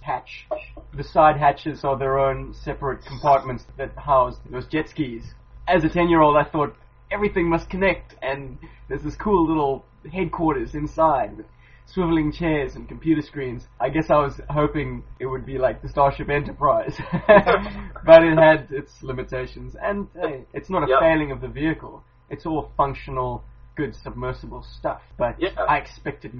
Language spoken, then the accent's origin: English; Cape Town, Western Cape, South Africa; growing up in Cape Town